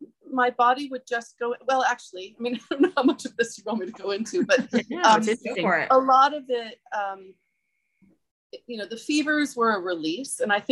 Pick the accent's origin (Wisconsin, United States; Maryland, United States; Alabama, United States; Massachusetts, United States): Maryland, United States; also born or lived in New York / England; Well, I'm from New England, Maryland and New York, but primarily Maryland, but I lived in England for many years.